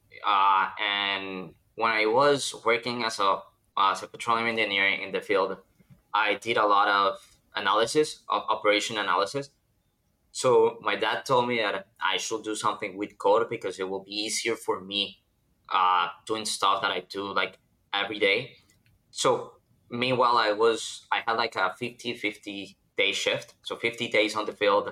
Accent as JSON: {"language": "English", "country": "Colombia", "moved": "as an adult", "lives_now": "United States", "said": "I'm from Colombia"}